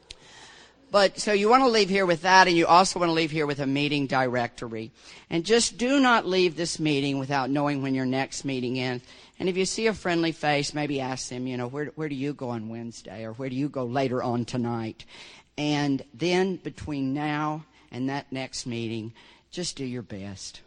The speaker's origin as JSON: {"language": "English", "region": "Deep South", "country": "United States", "tie": "born or raised there", "said": "I grew up in the Deep South."}